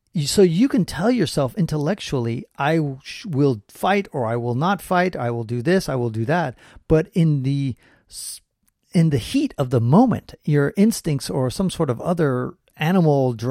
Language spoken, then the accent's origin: English; San Francisco, California, United States; I was born and raised in San Francisco